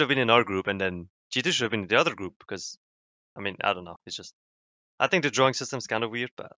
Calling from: Harrisburg, Pennsylvania, United States; Harrisburg, PA.

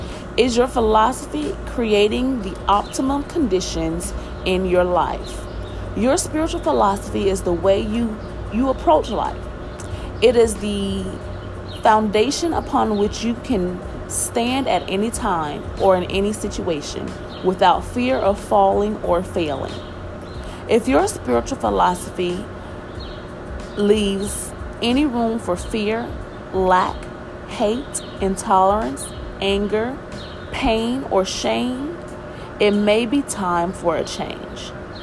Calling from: Nashville, Tennessee, United States; I am hailing you from Nashville, Tennessee.

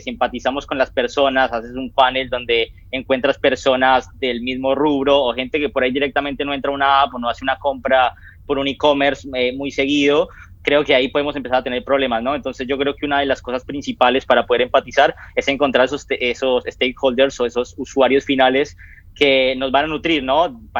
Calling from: Argentina; yo me comunico desde Argentina.

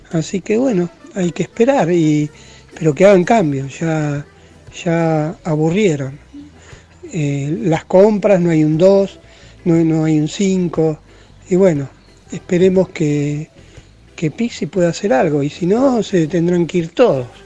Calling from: San Fernando, Buenos Aires Province, Argentina; Buenas tardes, Ramiro. … de San Fernando.

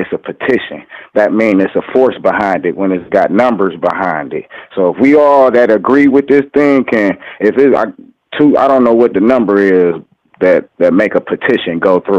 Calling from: Cleveland, Ohio, United States; I'm calling from Cleveland, Ohio.

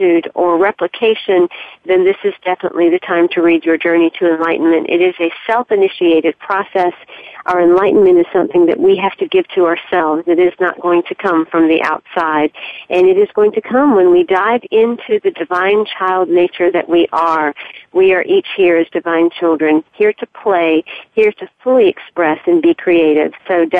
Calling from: Charleston, South Carolina, United States; I'm calling you from Charleston, South Carolina today

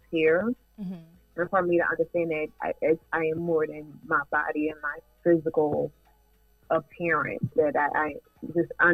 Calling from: Columbia, Maryland, United States; I'm calling from Columbia, Maryland

